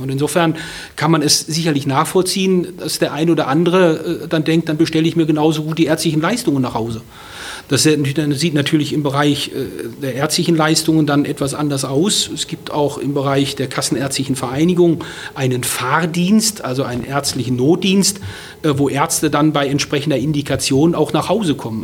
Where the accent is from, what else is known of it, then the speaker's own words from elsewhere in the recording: Ruhr area, North Rhine-Westphalia, Germany; now in Berlin, Germany; ich bin viele Jahre im Pott groß geworden